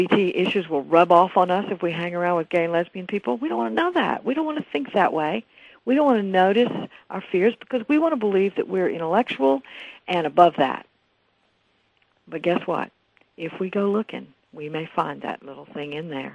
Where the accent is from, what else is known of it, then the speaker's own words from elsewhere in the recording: the South, United States; I grew up in the South